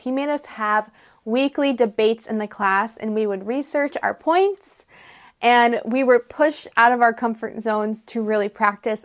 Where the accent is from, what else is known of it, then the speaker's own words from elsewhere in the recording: United States; I'm an American English teacher